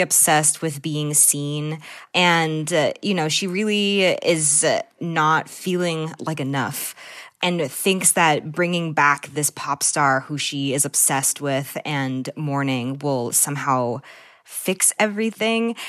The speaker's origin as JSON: {"language": "English", "town": "Newton", "region": "Massachusetts", "country": "United States", "tie": "born or raised there", "said": "I grew up in the Lake of Newton, which is often called, like, the armpit of Newton."}